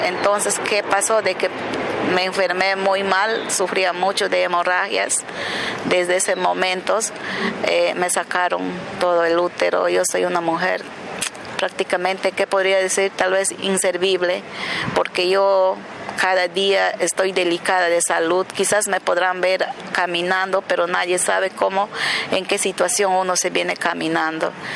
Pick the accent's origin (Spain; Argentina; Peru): Peru; Yurimaguas, Loreto; soy de Yurimaguas, departamento de Alto Amazonas, eh, Loreto